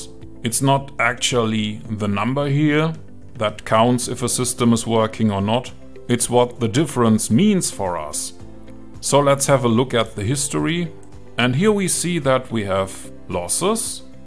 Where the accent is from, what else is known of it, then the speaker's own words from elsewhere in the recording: Germany; I'm from Germany